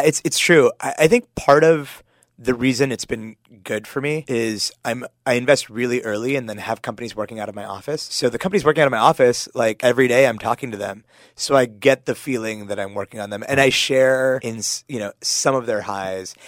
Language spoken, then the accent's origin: English; Pittsburgh, Pennsylvania, United States; now in San Francisco, United States; I grew up in Pittsburgh.